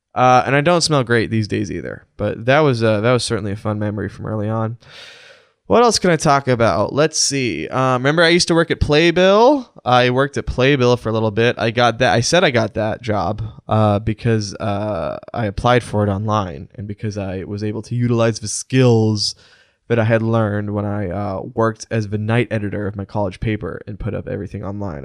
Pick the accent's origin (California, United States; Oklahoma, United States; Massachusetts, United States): Oklahoma, United States; Edmond; My hometown of Edmond, Oklahoma